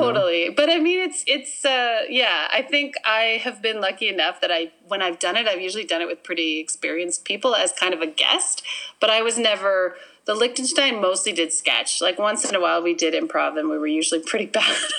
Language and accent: English; Winnipeg, Manitoba, Canada; also born or lived in Minnedosa, Manitoba; I was born in Minnedosa, Manitoba